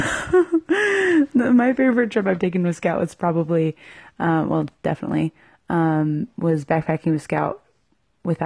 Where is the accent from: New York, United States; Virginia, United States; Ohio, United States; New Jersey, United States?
Virginia, United States; moved away; I'm from Virginia, and I went to school, Southern Utah University